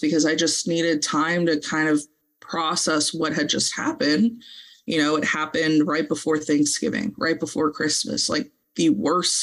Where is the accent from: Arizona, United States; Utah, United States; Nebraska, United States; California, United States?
California, United States; Santa Monica; moved away; We're originally from LA. We're from Santa Monica